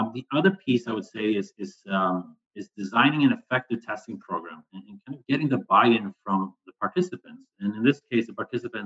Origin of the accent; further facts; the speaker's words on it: Sweden; moved away; I'm originally from Sweden